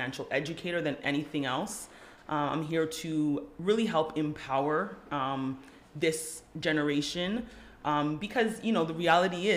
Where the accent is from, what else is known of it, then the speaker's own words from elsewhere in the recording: Toronto, Ontario, Canada; I grew up in Galloway